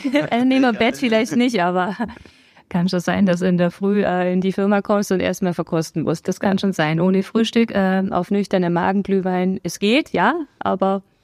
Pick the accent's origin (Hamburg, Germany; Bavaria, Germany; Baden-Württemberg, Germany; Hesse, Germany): Bavaria, Germany; Memmingen; moved away as an adult; also born or lived in Augsburg; now in Dasing, Germany; ich bin geboren in Memmingen im schönen Allgäu, ähm, bin dort auch zur Schule gegangen